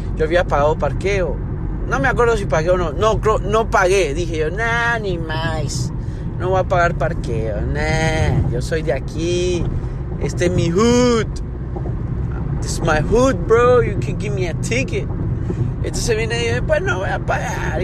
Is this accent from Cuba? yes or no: no; Honduras; moved away; yo soy de Honduras and we're built different